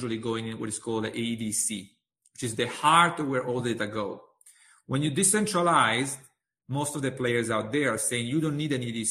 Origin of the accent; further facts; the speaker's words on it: Italy; moved away; my home country in Italy